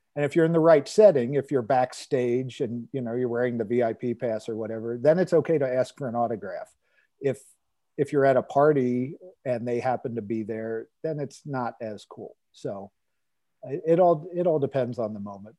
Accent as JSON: {"language": "English", "town": "Cincinnati", "region": "Ohio", "country": "United States", "tie": "born or raised there"}